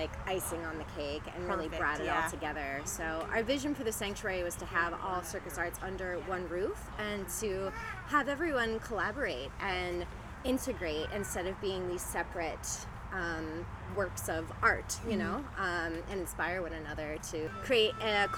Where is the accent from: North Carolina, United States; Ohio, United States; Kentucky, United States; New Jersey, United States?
New Jersey, United States; Central; moved away as an adult; now in St. Petersburg, United States; I'm originally from Central New Jersey.